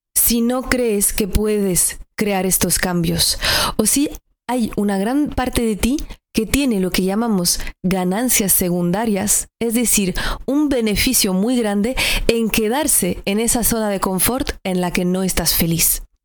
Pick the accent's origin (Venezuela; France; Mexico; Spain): France; northern France; moved away; Yo soy del norte de Francia, al lado de Alemania, y creo que culturalmente también me ha impactado venir de esa región del mundo